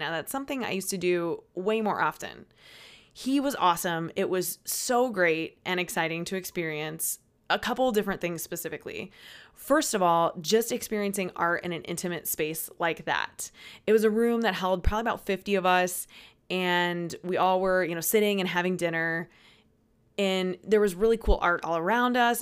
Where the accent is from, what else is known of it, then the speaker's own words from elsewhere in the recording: Peoria, Illinois, United States; I am from Peoria. I'm from just outside of Peoria